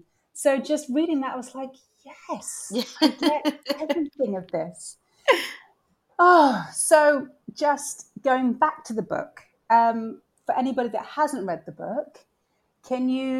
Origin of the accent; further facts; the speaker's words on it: Bristol, South West England, United Kingdom; moved away as an adult; I grew up in Bristol from 7 to 19.